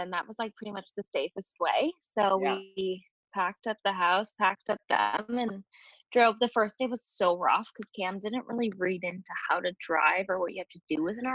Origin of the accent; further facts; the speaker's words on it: Colleyville, Texas, United States; also born or lived in Chicago / Michigan; me and my younger sister were born in Chicago, and then my brother and my older sister were born in Michigan, and we moved from Michigan to Texas